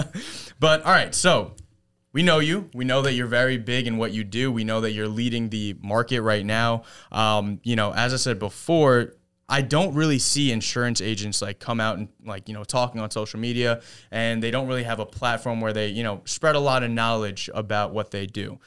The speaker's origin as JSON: {"language": "English", "town": "Jericho", "region": "New York", "country": "United States", "said": "I'm from Jericho"}